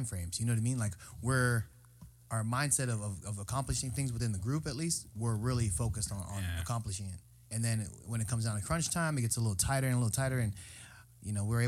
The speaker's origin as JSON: {"language": "English", "region": "California", "country": "United States", "said": "we're from California"}